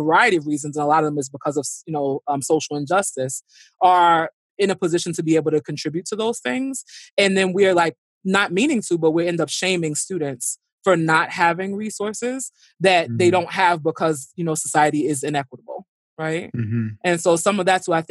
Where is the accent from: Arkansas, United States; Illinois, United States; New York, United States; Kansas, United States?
New York, United States; New York City; I grew up in Brooklyn. You know, I grew up in Flatbush